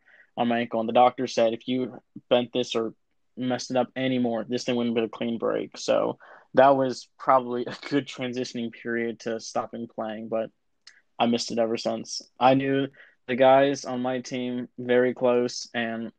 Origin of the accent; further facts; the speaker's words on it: United States; accent: American; you probably can tell by our accents, we are American.